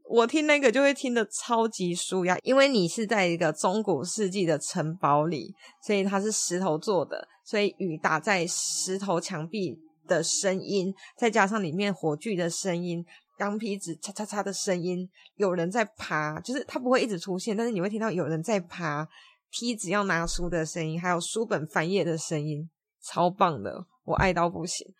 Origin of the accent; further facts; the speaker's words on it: Taiwan; moved away; also born or lived in Wisconsin; 我是从台湾来的